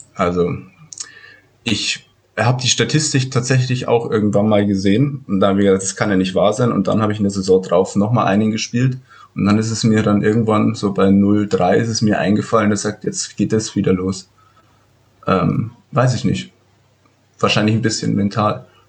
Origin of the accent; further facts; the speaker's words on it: Ramos, possibly Röhrmoos, Bavaria, Germany; da wo ich aufgewachsen bin, in Ramos. Also das ist ungefähr, also auch zehn Kilometer von Indersdorf weg.